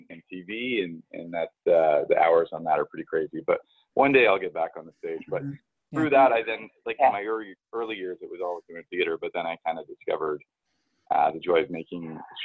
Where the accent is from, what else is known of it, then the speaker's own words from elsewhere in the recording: Vancouver, British Columbia, Canada; I'm from Vancouver, from Canada